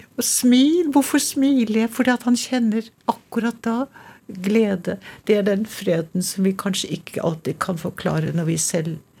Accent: Trondheim, Trøndelag, Norway; accent: trønder; first language Norwegian; also born or lived in Little Norway (Canada) / New York; now in Oslo, Norway; det kommer fra Trondheim, og denne lille trønderslengen henger ved

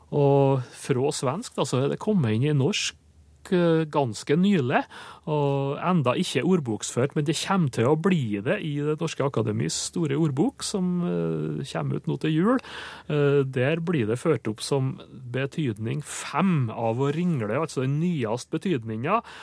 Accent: Sunndalen, Indre Nordmøre, Møre og Romsdal, Norway; der jeg kommer fra, altså Sunndalen på Indre Nordmør

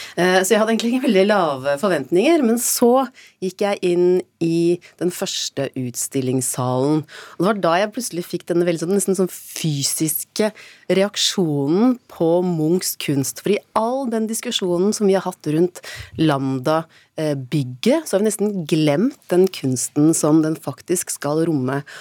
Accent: Oslo, Norway; vi som er født og oppvokst i Oslo

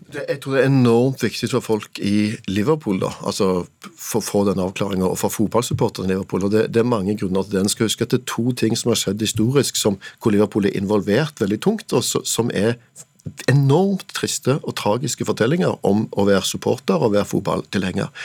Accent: Norway; for meg som nordmann

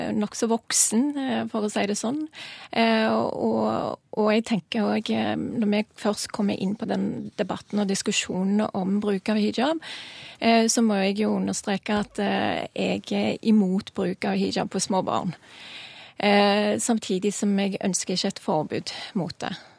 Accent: Norway; jeg er norsk, og er stolt av det

